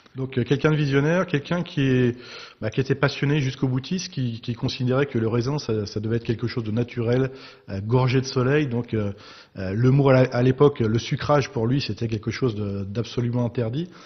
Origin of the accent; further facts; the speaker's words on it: Pays de la Loire, France; moved away as an adult; also born or lived in Cahors / Romania / Germany / Bordeaux region; j'ai rejoint ma région natale